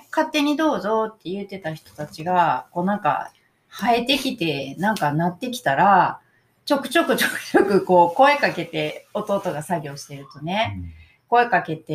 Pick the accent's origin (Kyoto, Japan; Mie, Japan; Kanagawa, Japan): Mie, Japan; 私三重出身なんですけれど